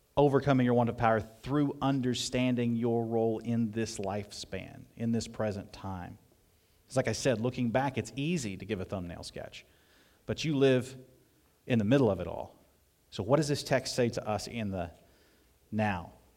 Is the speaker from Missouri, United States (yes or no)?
yes; southeast Missouri, United States; moved away; in the foothills of southeast Missouri where I grew up